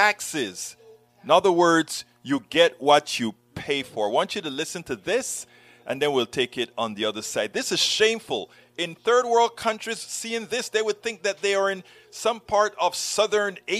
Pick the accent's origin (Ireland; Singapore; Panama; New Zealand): Panama; moved away; I'm from Panama, who you guys like to call the Banana Republic, the third world